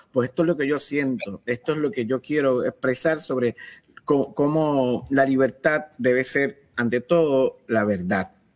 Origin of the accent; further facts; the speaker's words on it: Caguas, Puerto Rico; un jibarito de cagua